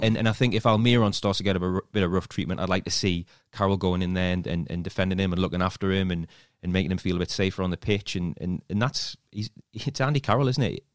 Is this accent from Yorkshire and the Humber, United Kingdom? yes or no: no; Newcastle upon Tyne, North East England, United Kingdom; accent: Geordie; moved away as an adult; now in London, United Kingdom; As soon as you get over the bridge, I'm, I'm like, I'm home, my accent gets broader